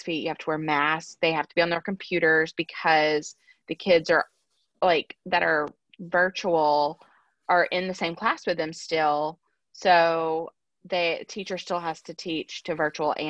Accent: Alabama, United States; moved away; I'm from Alabama.

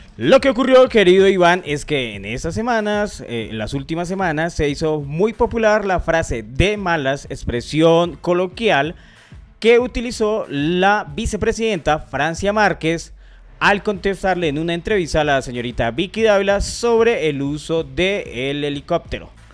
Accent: Colombia; uno como colombiano

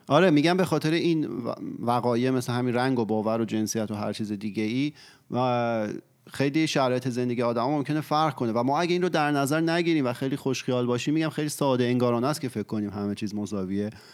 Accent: Iran; تو ایران به دنیا اومدیم و بزرگ شدیم

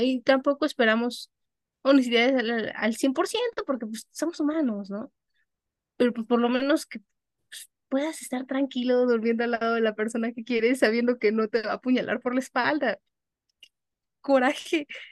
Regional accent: Mexico; yo no perdía la nacionalidad mexicana

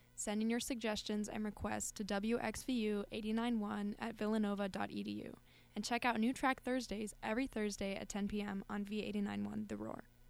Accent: Colorado, United States; moved away; I'm from Colorado.

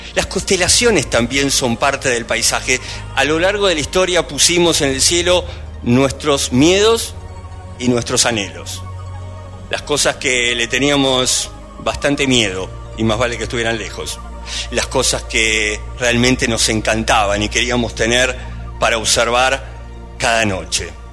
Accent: Argentina; soy argentino

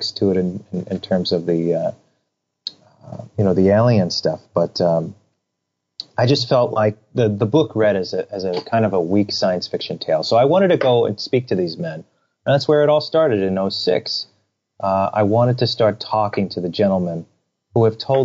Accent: New York, United States; I grew up in New York

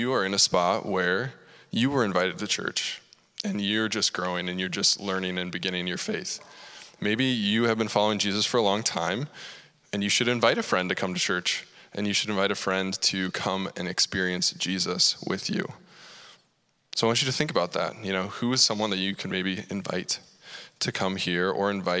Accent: Cedar Falls, Iowa, United States; I grew up right here in Cedar Falls

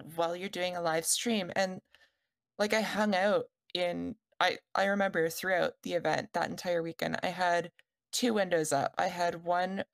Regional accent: Canada; I'm Canadian

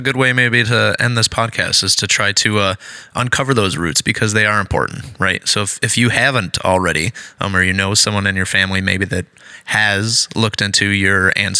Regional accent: Shepherd, Michigan, United States; Shepherd, my hometown

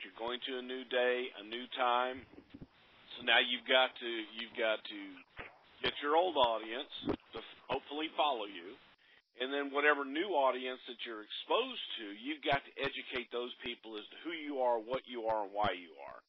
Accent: Texas, United States; growing up in Texas

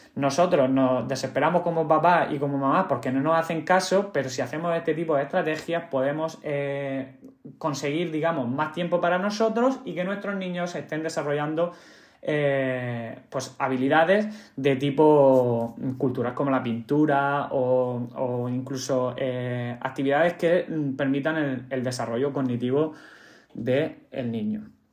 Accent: Cartagena, Region of Murcia, Spain; yo soy de Cartagena

